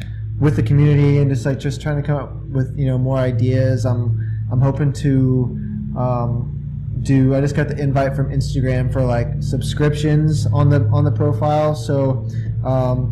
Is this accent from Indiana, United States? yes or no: yes; Indiana, United States; I'm from Indiana